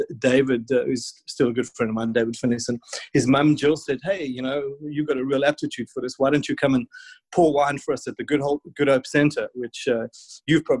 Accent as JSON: {"language": "English", "town": "Warner Beach", "region": "KwaZulu-Natal", "country": "South Africa", "said": "I was from the Natal South Coast, and which was, certainly not the home of fine wine"}